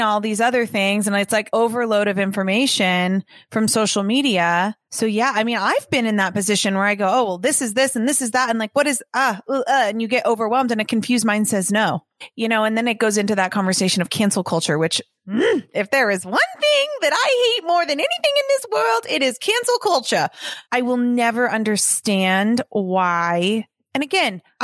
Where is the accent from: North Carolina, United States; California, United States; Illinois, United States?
California, United States; Los Angeles; growing up in Los Angeles